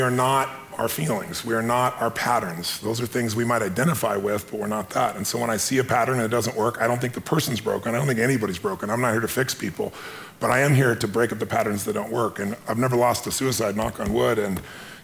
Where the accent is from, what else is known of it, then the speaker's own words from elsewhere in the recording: Azusa, California, United States; I was a kid from Azusa